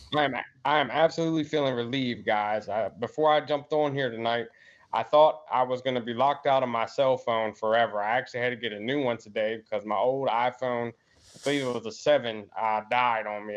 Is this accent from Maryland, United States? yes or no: yes; Maryland, United States; I'm from Maryland